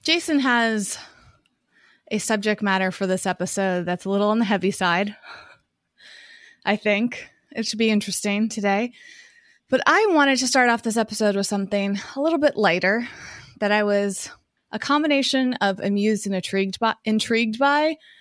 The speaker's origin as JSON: {"language": "English", "region": "Massachusetts", "country": "United States", "tie": "born or raised there", "moved": "as an adult", "lives_now": "Southern California, United States", "said": "when I was growing up in Massachusetts"}